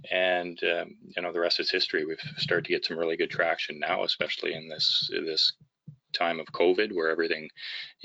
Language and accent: English; Vancouver, British Columbia, Canada; I'm from Vancouver, British Columbia, and a securities lawyer here